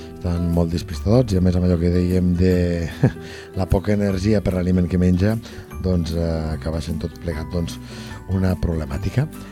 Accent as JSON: {"language": "Catalan", "town": "Lleida", "region": "Catalonia", "country": "Spain", "said": "jo sóc de Lleida"}